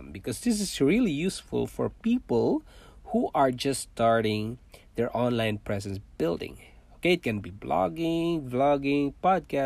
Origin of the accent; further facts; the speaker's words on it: Philippines; first language Cebuano; English is a second language; moved away as an adult; also born or lived in Manila, Philippines / Singapore; now in Toronto, Canada; I was born in Philippines. I'm a Filipino